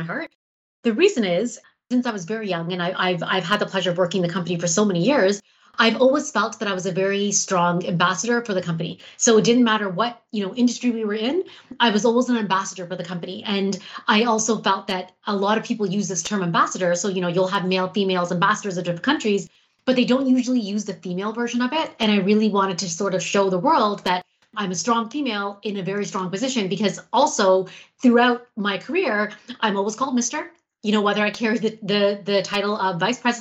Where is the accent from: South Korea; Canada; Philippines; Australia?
Canada; Toronto, Ontario; also born or lived in North York, Toronto; I grew up in Scarborough. So I was born in Scarborough